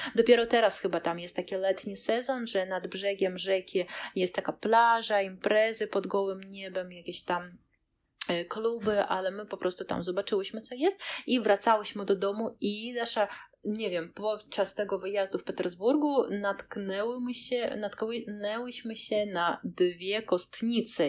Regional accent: Kaliningrad, Kaliningrad Oblast, Russia; anklawa Rosji, czyli e, jesteśmy takim malutkim kawałeczkiem Rosji pomiędzy Polską a Litwą

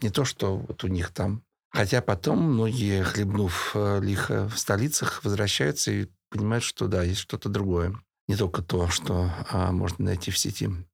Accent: Russia; Да, я из России

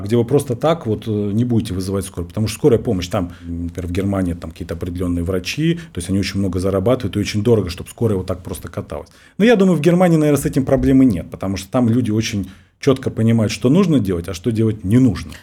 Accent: Russia; я врач из России

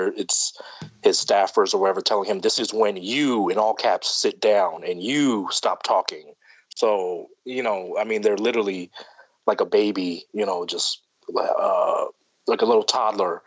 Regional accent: Philadelphia, Pennsylvania, United States; I come from Philly, you know, a city that's been run by Democrats for far too long

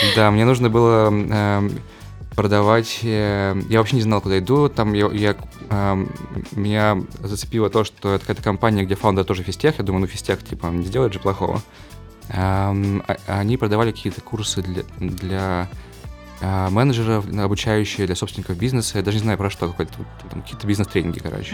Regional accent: Perm Krai, Russia; moved away; я жил в маленьком поселке в Пермской области

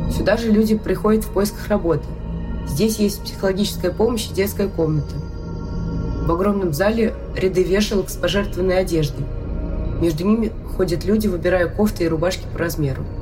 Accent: Havrylivka, Kherson Oblast, Ukraine; also born or lived in Kakhovka, Ukraine; Я хоть сама из Гавриловки, но в Каховке я родила ребенка и 14 лет прожила, я ее строила.

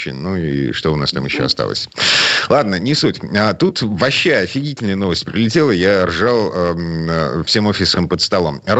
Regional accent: Saint Petersburg, Russia; из Петербурга

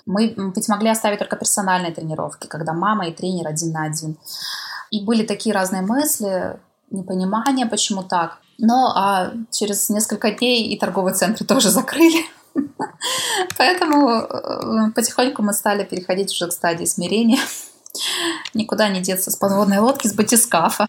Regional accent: Korsakov, Sakhalin Oblast, Russia; moved away; моего родного города Корсакова, Сахалинской области

